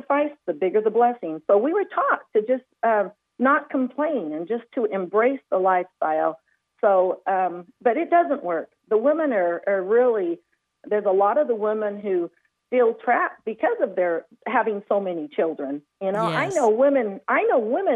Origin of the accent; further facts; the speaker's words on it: Chihuahua, Mexico; moved away as an adult; also born or lived in Anchorage, Alaska; I was born and raised in Chihuahua, Mexico.